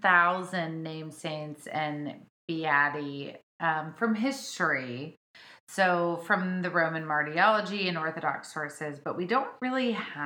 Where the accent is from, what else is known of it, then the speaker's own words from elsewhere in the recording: Cape Girardeau, Missouri, United States; my hometown, in Cape Girardeau, Missouri